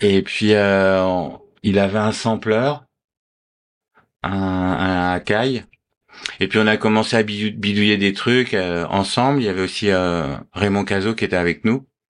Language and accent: French; Paris, Île-de-France, France; je suis né à Paris